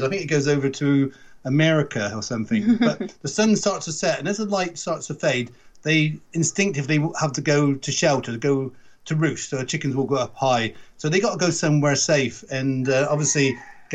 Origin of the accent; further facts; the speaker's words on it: Wiltshire, South West England, United Kingdom; accent: Wiltshire; I've got, obviously, Wiltshire accent, but I suppose it's a bit toned down to what my dad would be saying.